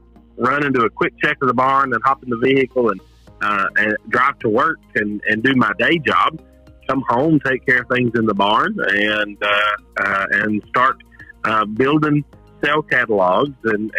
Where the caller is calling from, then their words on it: Hazard, Kentucky, United States; So I am calling from a little bitty town in southeastern Kentucky called Hazard.